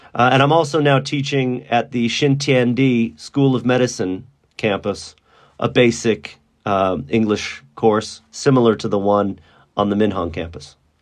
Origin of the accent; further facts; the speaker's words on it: Dallas, Texas, United States; moved away as an adult; now in Shanghai, China; I was born in Dallas, Texas, a very conservative uh, state in the southern United States. I grew up there